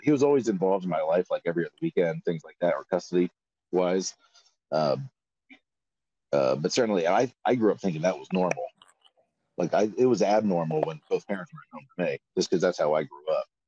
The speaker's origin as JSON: {"language": "English", "region": "Florida", "country": "United States", "said": "I'm from Florida"}